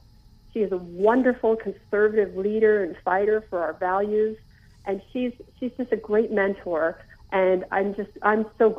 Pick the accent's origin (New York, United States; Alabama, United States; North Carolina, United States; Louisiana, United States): North Carolina, United States; Cary; Well, I am from Cary.